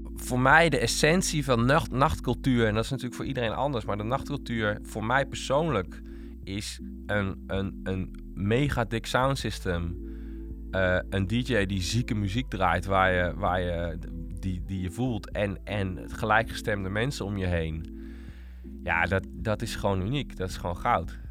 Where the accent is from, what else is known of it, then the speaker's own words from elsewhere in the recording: Utrecht, Netherlands; ik ben opgegroeid in Utrecht